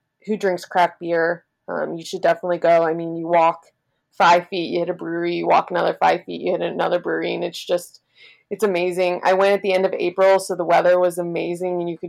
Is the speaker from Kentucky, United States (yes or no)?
yes; Kentucky, United States; I was born and raised in Kentucky